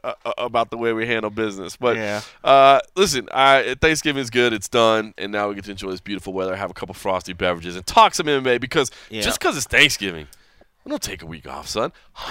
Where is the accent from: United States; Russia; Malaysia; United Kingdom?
United States; Dallas, Texas; I'm born and raised in Dallas.